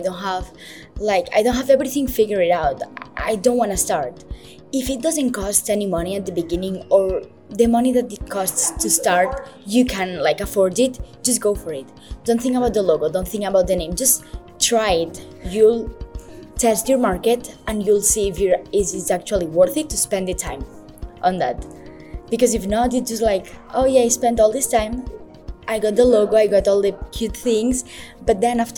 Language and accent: English; Spain; moved away as an adult; now in United States; I'm actually from Spain. I came here to study the last semester of my undergrad, and I stayed for grad school.